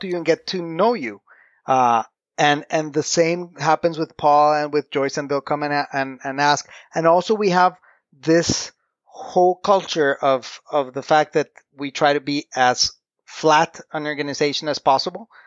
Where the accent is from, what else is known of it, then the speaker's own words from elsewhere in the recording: Costa Rica; English is a second language; I'm here in Costa Rica. I'm Costa Rican, born and raised